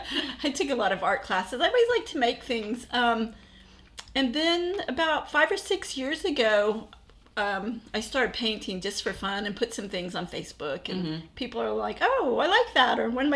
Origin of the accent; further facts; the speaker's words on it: Fort Worth, Texas, United States; I was born in Fort Worth. I grew up here.